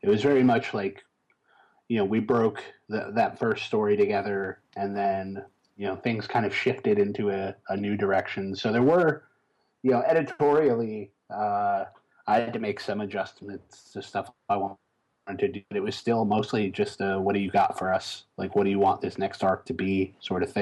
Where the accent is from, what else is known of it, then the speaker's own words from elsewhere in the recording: Chicago, Illinois, United States; I grew up in Chicago.